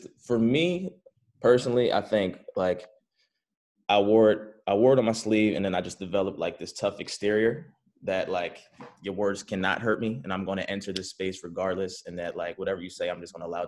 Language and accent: English; Philadelphia, Pennsylvania, United States; moved away as an adult; also born or lived in Cheltenham, Pennsylvania; now in Los Angeles, United States; I grew up in Philly. I lived in Allegheny first, and then I moved to Cheltenham